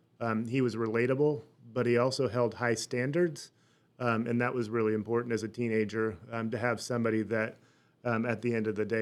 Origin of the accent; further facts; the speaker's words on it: Burlingame, California, United States; born there; I was born in Burlingame, California. So that is just south of San Francisco in the Bay Area.